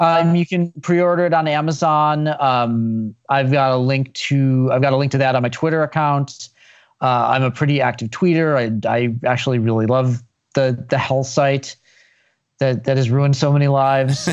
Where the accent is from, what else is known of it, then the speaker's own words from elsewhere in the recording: Chicago, Illinois, United States; I grew up in Chicago